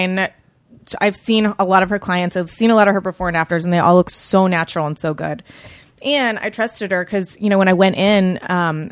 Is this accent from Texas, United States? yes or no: yes; Austin, Texas, United States; moved away as an adult; I grew up in Austin, so it's like fake Texas